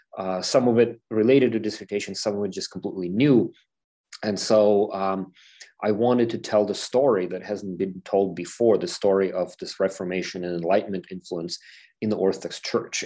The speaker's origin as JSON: {"language": "English", "country": "Ukraine", "moved": "yes", "said": "I'm from Ukraine"}